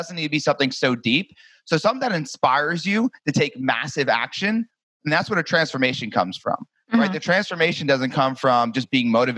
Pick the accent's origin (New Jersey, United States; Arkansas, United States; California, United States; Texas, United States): New Jersey, United States; moved away as an adult; now in Destin, United States; I'm originally from New Jersey. I live in Destin, Florida now